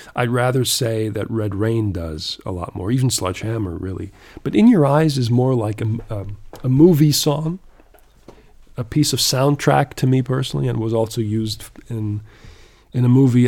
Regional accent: Canada; growing up in Canada back then

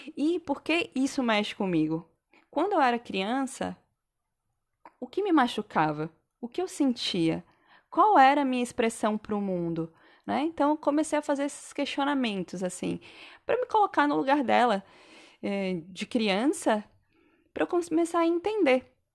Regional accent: Santa Catarina, Brazil; moved away; also born or lived in São Paulo / Bahia; sou catarinense, mas já morei em alguns lugares no Brasil. Já morei em São Paulo, já morei na Bahia.

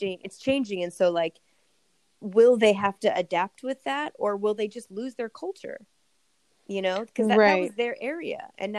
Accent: California, United States; we're from California

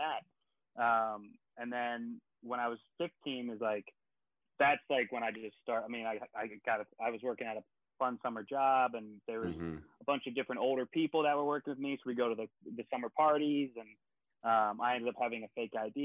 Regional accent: Baltimore, Maryland, United States; I'm originally from Baltimore, Maryland.

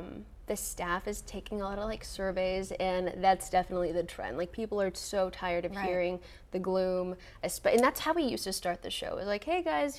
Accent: Grand Prairie, Texas, United States; also born or lived in San Antonio; I'm from Grand Prairie. Like, I'm originally from North Texas, and a lot of people think I'm from San Antonio.

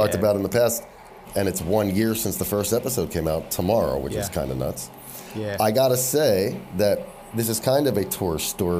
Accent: East Coast, United States; now in West Coast, United States; I'm from the East Coast.

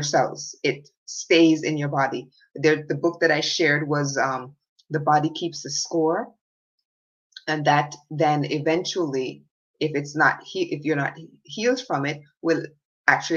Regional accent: Jamaica; When I was a little girl growing up in Jamaica

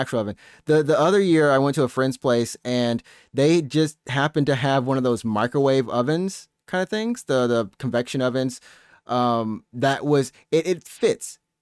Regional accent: Alabama, United States; now in Japan; My hometown in Alabama

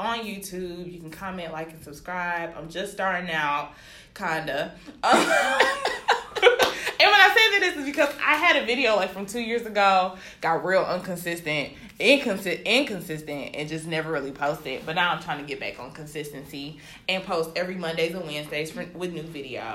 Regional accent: Birmingham, Alabama, United States; I am from Birmingham, Alabama, you know, born and raised, you know, but my family's from Nigeria

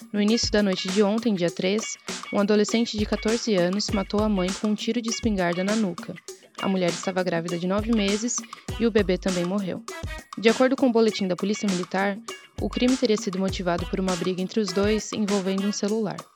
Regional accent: Blumenau, Santa Catarina, Brazil; Eu sou de Blumenau, fui uma criança que nasceu no lugar certo, em uma família que me deu condição de ter acesso ao esporte.

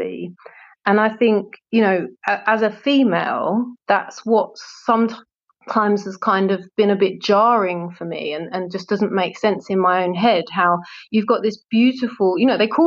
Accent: London, United Kingdom; I grew up in Southeast London, which is very multicultural

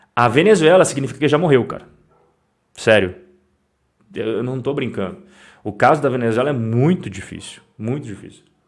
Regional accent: Curitiba, Paraná, Brazil; Eu não sou paulista, vocês sabem que eu não sou paulista. Eu sou nascido em Curitiba, capital do Paraná.

